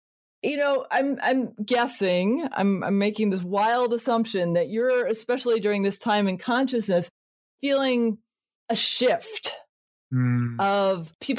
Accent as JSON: {"language": "English", "region": "Connecticut", "country": "United States", "tie": "born or raised there", "said": "I was born in Connecticut."}